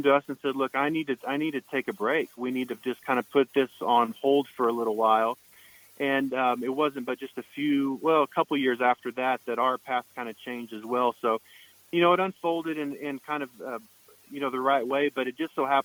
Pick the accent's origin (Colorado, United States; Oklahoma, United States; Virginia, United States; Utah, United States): Oklahoma, United States; now in Santa Ynez Valley, United States; I grew up playing guitar in Oklahoma